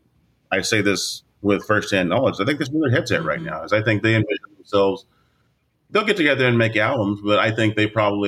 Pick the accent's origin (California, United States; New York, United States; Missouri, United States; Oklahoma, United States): Oklahoma, United States; I am from Oklahoma